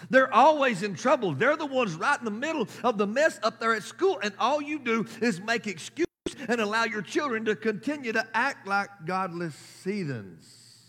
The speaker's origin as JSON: {"language": "English", "country": "United States", "said": "as American, as a nation"}